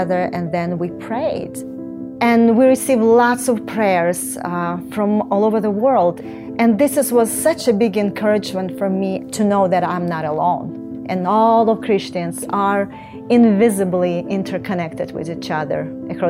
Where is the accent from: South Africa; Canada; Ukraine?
Ukraine; I was born in Ukraine in 1968